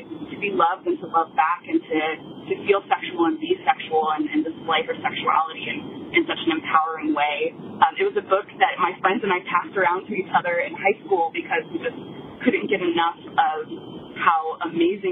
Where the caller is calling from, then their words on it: Ohio, United States; I am calling from Ohio